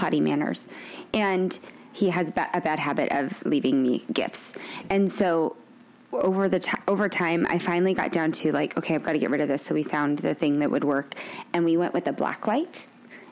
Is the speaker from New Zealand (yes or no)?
no; Fresno, California, United States; I'm from Fresno, California